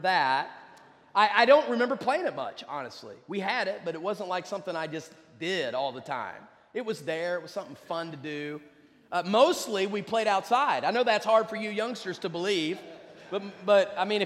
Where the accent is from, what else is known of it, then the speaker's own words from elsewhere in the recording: West Virginia, United States; moved away; I grew up in West Virginia.